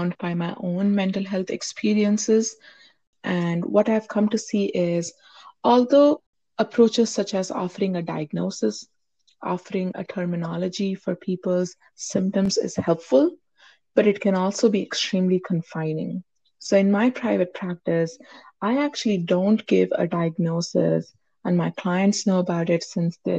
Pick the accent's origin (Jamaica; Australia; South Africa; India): India; moved away as an adult; now in United States; I grew up in India. That's where I was born. That's where I got my, until high school, I was there. And then I came to the U.S. for my higher education.